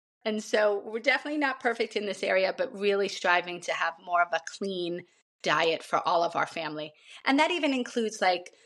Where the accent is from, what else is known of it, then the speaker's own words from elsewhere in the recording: Long Island, New York, United States; moved away; I grew up on Long Island in an Irish family